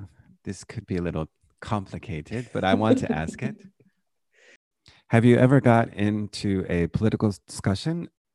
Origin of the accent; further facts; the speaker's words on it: United States; moved away; I'm from America